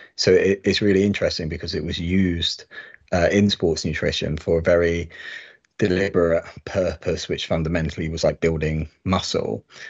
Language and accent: English; United Kingdom; being British